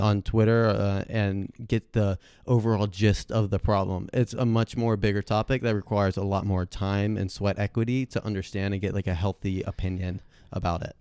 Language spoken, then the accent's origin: English; Hilton Head, South Carolina, United States; I'm originally from Hilton Head, South Carolina, and so pretty much for all of Beaufort County, the county that I lived